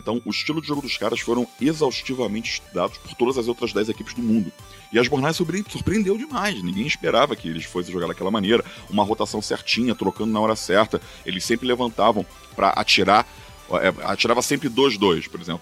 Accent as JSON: {"language": "Portuguese", "region": "Rio de Janeiro", "country": "Brazil", "moved": "as an adult", "lives_now": "São Paulo, Brazil", "said": "eu sou carioca, né? Morava no Rio"}